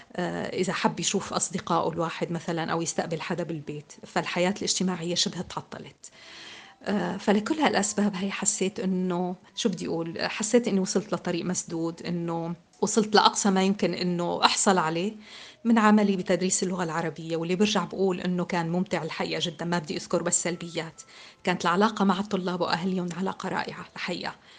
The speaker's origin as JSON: {"language": "Arabic", "country": "Syria", "tie": "born or raised there", "moved": "as an adult", "lives_now": "France", "said": "انولدت بسوريا لأب سوري وأم أمريكية"}